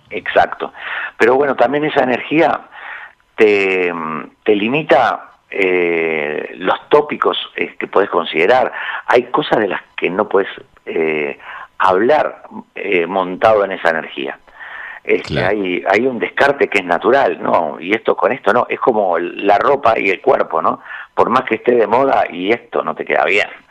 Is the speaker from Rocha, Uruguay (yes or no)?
no; Montevideo, Uruguay